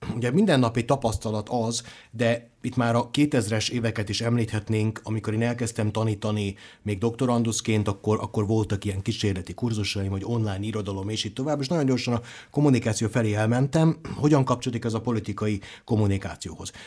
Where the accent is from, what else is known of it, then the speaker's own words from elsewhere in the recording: Zrenjanin, Vojvodina, Serbia; moved away; Én határon túli magyarként, ugye délvidéki nagybecskerekiként